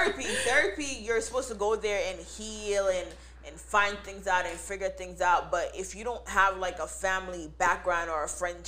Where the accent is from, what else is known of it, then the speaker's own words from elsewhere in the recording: New York, United States; I'm one of the people, like, I'm an Aries. I'm Jamaican. I'm from New York.